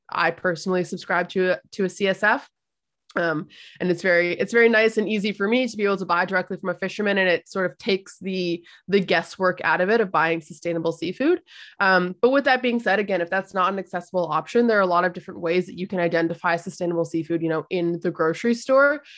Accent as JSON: {"language": "English", "country": "Canada", "tie": "born or raised there", "said": "I was born in Canada, like, my family comes from those islands"}